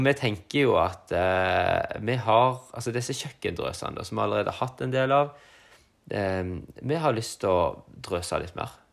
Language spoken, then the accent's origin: Norwegian; Sogn, Vestland, Norway; moved away; Der jeg vokste opp i Sogn